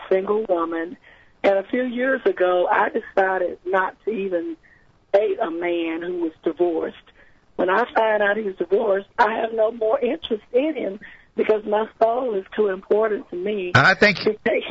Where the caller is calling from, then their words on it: Chester, Virginia, United States; I live in Chester, Virginia.